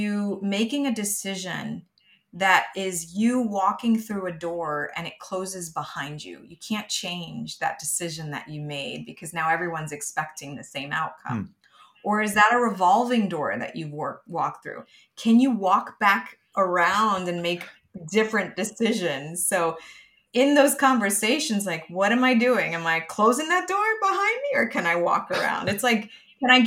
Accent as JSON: {"language": "English", "town": "New York City", "region": "New York", "country": "United States", "tie": "born or raised there", "said": "growing up in Brooklyn, New York"}